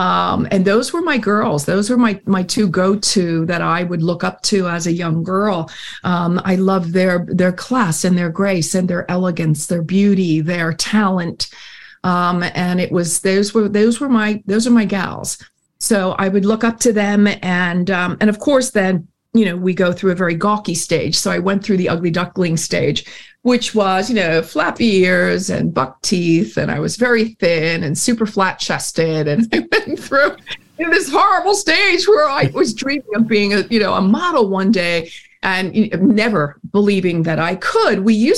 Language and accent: English; Philadelphia, Pennsylvania, United States; I was born in Philadelphia, Pennsylvania, to very, very normal people, labor class, definitely.